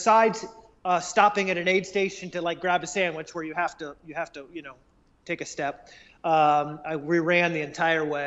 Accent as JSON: {"language": "English", "region": "South Carolina", "country": "United States", "tie": "born or raised there", "said": "my hometown here in the Southeast in South Carolina"}